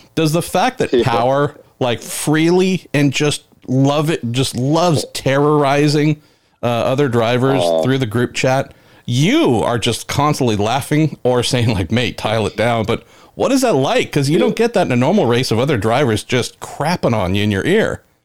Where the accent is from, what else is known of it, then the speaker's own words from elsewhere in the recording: United States; here in my home country